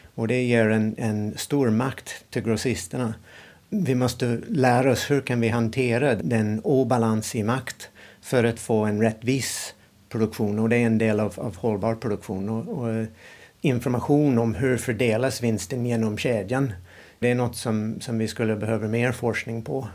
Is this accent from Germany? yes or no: no; United States; Swedish is a second language; moved away as an adult; now in Sweden; Jag kommer från USA och eh, när jag växte upp i USA